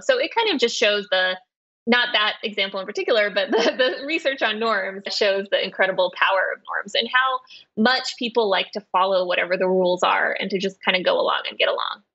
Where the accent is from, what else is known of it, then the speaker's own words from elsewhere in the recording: West Texas, United States; I grew up in West Texas and my parents were Russian Jewish refugees